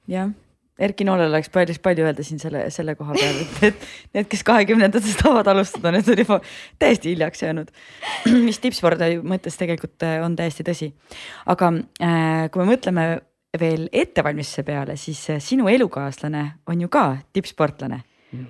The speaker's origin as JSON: {"language": "Estonian", "town": "Rõuge", "region": "Võru County", "country": "Estonia", "said": "mina olen ka Lõuna-Eestist, ma olen Rõugest pärit"}